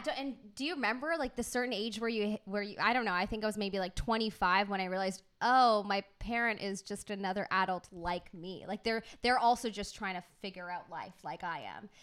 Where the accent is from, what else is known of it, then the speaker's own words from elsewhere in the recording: United Kingdom; I'm British